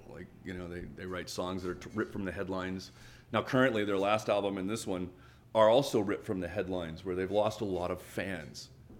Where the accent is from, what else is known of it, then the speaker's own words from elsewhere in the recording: Alabama, United States; Yeah, okay, I'm from Alabama, but it ain't Southern Rock, and yeah, we're a rock band from the South